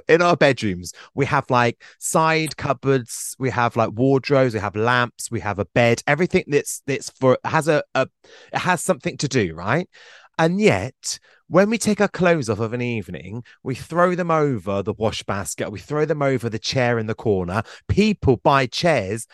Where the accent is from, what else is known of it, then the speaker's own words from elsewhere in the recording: Glastonbury, South West England, United Kingdom; I'm from Glastonbury.